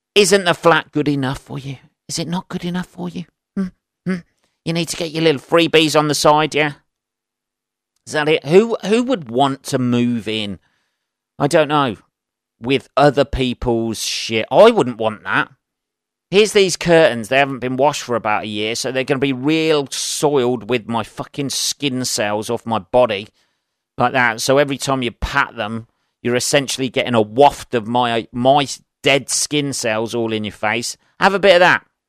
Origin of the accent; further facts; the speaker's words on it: Northampton, East Midlands, United Kingdom; Having lived in Northampton all my life, various places in Northampton, grew up the other side of town